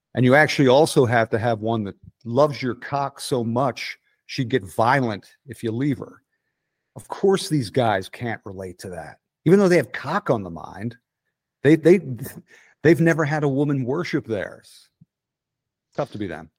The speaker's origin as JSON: {"language": "English", "town": "Clifton Heights", "region": "Pennsylvania", "country": "United States", "also_born_or_lived": "West Philadelphia / Center City, Philadelphia / Portland", "accent": "Philadelphia", "moved": "yes", "lives_now": "Atlanta, United States", "said": "I'm from Clifton Heights"}